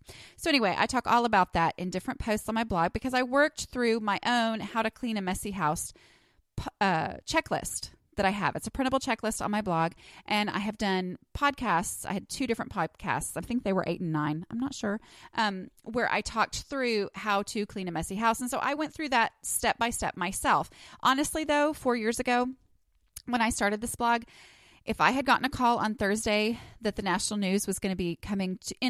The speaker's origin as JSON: {"language": "English", "region": "New York", "country": "United States", "accent": "New York", "said": "and that's my New York accent in case you're wondering"}